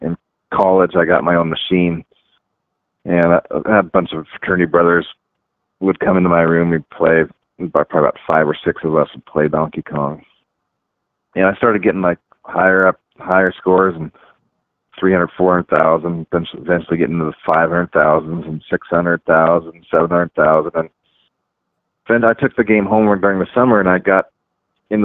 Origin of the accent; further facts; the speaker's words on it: Bellevue, Washington, United States; I grew up in Bellevue, Washington, suburb of Seattle